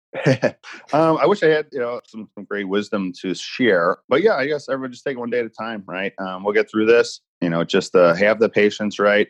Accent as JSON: {"language": "English", "town": "Chicago", "region": "Illinois", "country": "United States", "tie": "born or raised there", "said": "I'm from Chicagoland area. Grew up on the Southwest side, and now I'm living up north"}